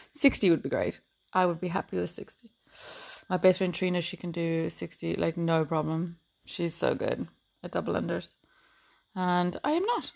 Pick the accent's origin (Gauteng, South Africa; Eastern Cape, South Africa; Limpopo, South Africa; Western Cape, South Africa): Eastern Cape, South Africa; Port Elizabeth; now in Ireland; I'm from Port Elizabeth, um, which is now called Mayberga